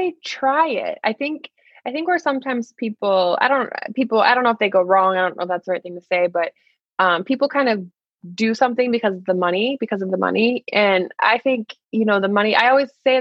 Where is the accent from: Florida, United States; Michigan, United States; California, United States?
Michigan, United States; moved away as an adult; now in New York City, United States; I'm from Michigan originally